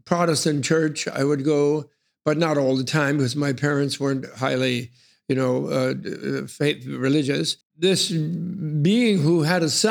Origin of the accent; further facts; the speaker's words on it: New York City, New York, United States; I chose to be born in New York City in the beginning of World War II.